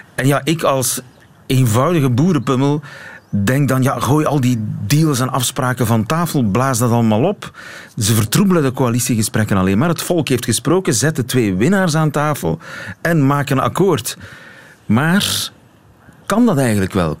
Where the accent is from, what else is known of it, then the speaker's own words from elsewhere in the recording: Ghent, Flanders, Belgium; Als Gentenaar zit ik mij ook af te vragen